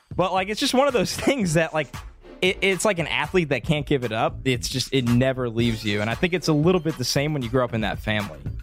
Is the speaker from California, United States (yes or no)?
no; New York City, New York, United States; I'm from New York